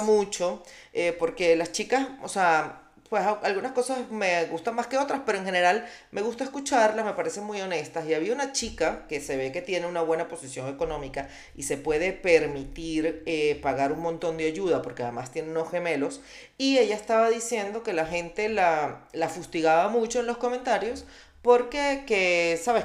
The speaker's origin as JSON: {"language": "Spanish", "country": "Venezuela", "also_born_or_lived": "Colombia", "moved": "yes", "said": "como decimos nosotros"}